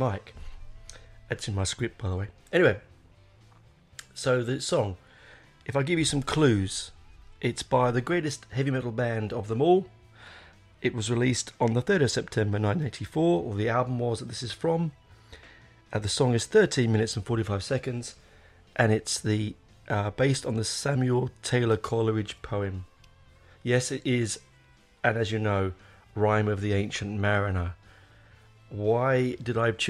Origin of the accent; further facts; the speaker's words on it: London, United Kingdom; moved away; I grew up in North London in Hendon.